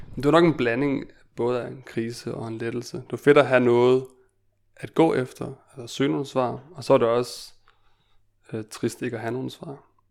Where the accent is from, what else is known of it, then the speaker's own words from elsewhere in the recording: Denmark; jeg er født og opvokset i Danmark